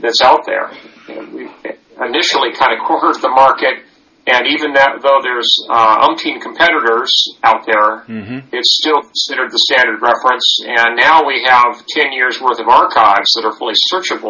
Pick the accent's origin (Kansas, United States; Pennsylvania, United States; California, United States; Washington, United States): California, United States; Livermore; I grew up in Livermore, California